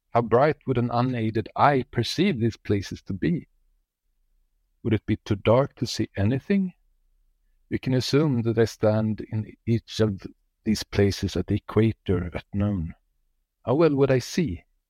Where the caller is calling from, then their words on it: Sweden; Hello, Space Nuts. … from Sweden.